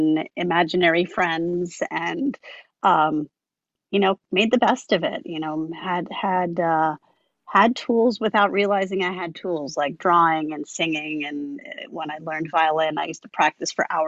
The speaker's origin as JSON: {"language": "English", "area": "Long Island", "region": "New York", "country": "United States", "tie": "born or raised there", "said": "I grew up on Long Island, which You know, I've pretty much always lived in New York State"}